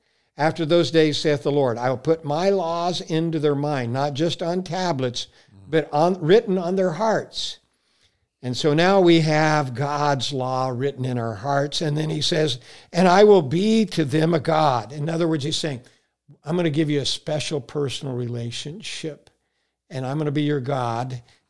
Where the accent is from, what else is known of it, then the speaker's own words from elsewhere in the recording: Texas, United States; born there; I was born in Texas, so you got to remember I have a combination of accent, brother.